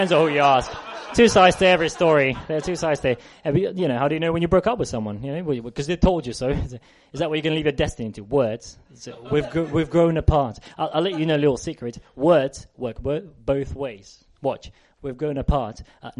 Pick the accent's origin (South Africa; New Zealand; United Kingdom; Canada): United Kingdom; South West England; Devon, right? I'm from Devon.